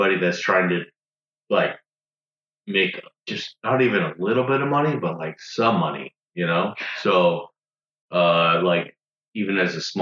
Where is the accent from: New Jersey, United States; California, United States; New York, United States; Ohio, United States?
California, United States; Southern; moved away as an adult; now in Houston, United States; I'm from Southern California